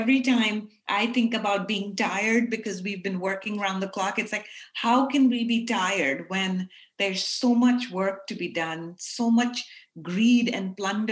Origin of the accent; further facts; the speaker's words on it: Pakistan; As South Asian women, I grew up in Pakistan